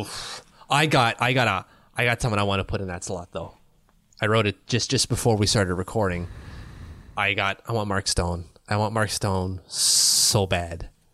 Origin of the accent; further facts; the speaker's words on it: Ottawa, Ontario, Canada; I'm from Ottawa. People don't wanna move here either.